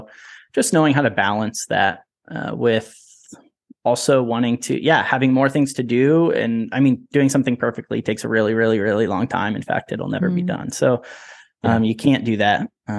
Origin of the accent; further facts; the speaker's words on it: West Lafayette, Indiana, United States; born there; I was born in West Lafayette, and that's where we lived for a little bit at the beginning of my parents' marriage and my life.